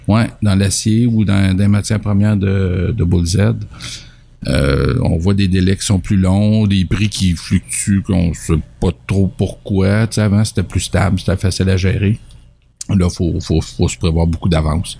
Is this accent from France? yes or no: no; Richmond, Quebec, Canada; suis natif de Richemont. Je suis parti, je suis revenu.